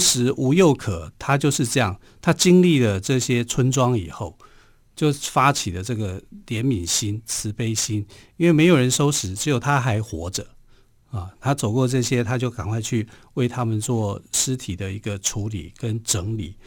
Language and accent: Chinese; Taiwan; 我们台湾人有句话说